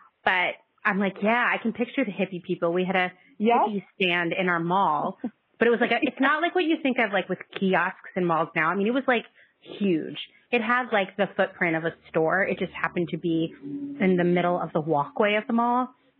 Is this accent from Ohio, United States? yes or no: no; Pennsylvania, United States; And I grew up in Pennsylvania.